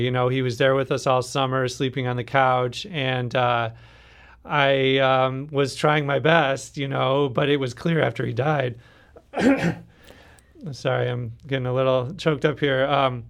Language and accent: English; Minnesota, United States; now in St. Louis, United States; Like, we're both outsiders. I'm from Minnesota, and Jarrell's family is from Arkansas.